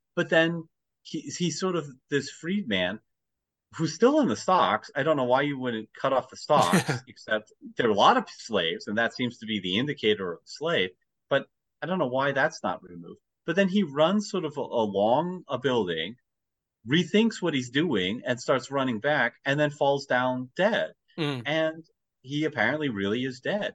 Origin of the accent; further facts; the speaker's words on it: United States; as an American, you know, we have our own history